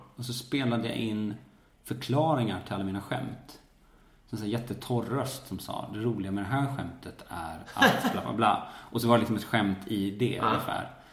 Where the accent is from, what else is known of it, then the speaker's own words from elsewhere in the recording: Falun, Dalarna County, Sweden; moved away; also born or lived in Stockholm; jag är uppväxt i Falun